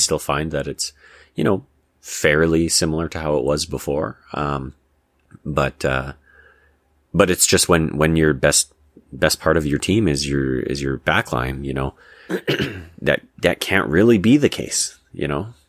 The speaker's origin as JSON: {"language": "English", "country": "Canada", "said": "I'm Canadian"}